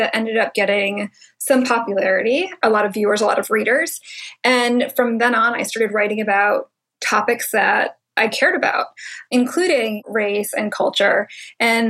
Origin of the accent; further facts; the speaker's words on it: New England, United States; also born or lived in Hong Kong; I was born in Hong Kong. My mom was from the Philippines. My dad is from Wales. And I was raised in New England